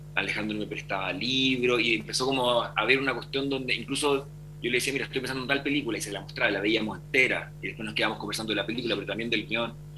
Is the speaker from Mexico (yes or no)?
no; Valdivia, Los Ríos, Chile; Valdivia, que es mi ciudad natal